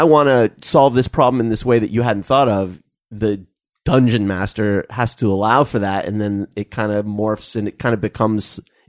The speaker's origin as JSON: {"language": "English", "town": "Tucson", "region": "Arizona", "country": "United States", "tie": "born or raised there", "said": "I grew up in Tucson"}